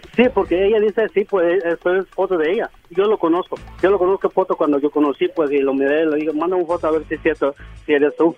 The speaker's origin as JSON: {"language": "Spanish", "region": "Oaxaca", "country": "Mexico", "moved": "yes", "lives_now": "California, United States", "said": "yo soy de Oaxaca, pero soy de aquí, California"}